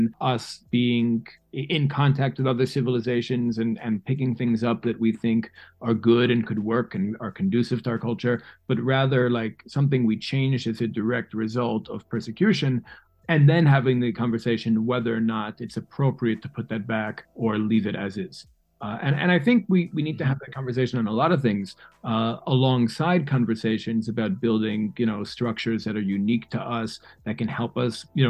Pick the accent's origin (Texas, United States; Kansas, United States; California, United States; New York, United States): New York, United States; New York City; now in Israel; Like you and I were both born and raised in New York City. We're New Yorkers